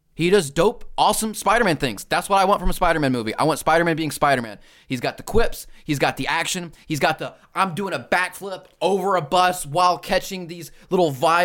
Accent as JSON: {"language": "English", "region": "Alabama", "country": "United States", "tie": "born or raised there", "said": "But I know what a quarterback is. I was raised in Alabama."}